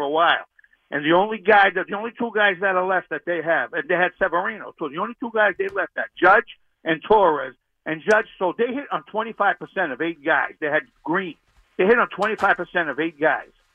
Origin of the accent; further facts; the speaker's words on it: Boston, Massachusetts, United States; Grew up in the North End.